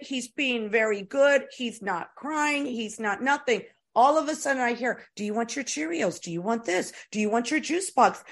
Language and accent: English; Tampa, Florida, United States; moved away; also born or lived in East Coast / West Coast; I was raised in Florida